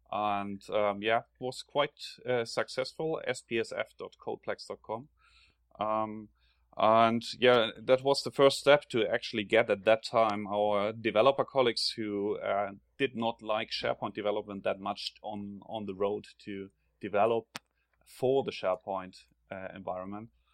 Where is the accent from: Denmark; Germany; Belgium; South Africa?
Germany; accent: German; English is a second language; now in Sweden; you can probably hear from my accent that I'm originally from Germany.